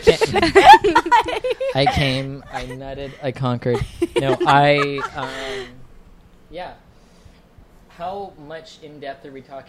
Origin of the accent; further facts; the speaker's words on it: National City, California, United States; also born or lived in Escondido, California; I grew up in National City, California.